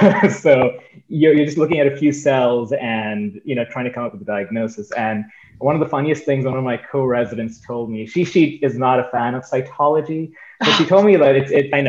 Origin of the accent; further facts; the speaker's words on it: India; also born or lived in Michigan / California / New York; now in Boston, United States; I grew up in India for a while, and then I was in Michigan for a while. Then I went to California.